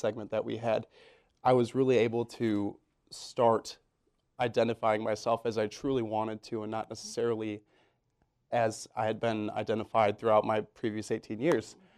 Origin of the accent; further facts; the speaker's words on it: Belvidere, Illinois, United States; moved away as an adult; now in Iowa City, United States; I'm from small town Illinois, um, a little town about an hour and a half outside of Chicago